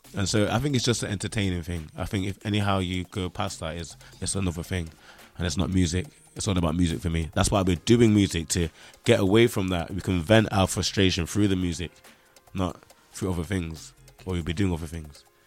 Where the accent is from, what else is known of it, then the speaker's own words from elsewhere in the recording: Nottingham, East Midlands, United Kingdom; accent: Nottingham; I'm from Nottingham, the home of Robin Hood